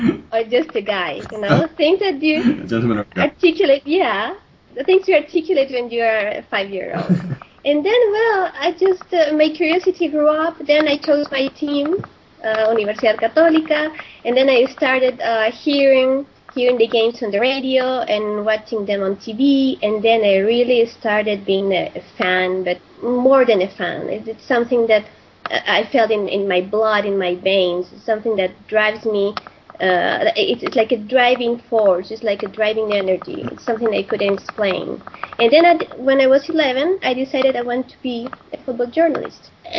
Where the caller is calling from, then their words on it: Santiago, Santiago Metropolitan Region, Chile; Yeah, I'm greeting you. I'm saying hello from Santiago de Chile.